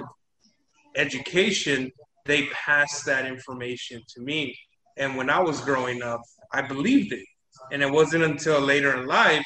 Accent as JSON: {"language": "English", "town": "Santa Ana", "region": "California", "country": "United States", "tie": "born or raised there", "also_born_or_lived": "San Antonio, Texas", "moved": "as an adult", "said": "I grew up in Santa Ana, California"}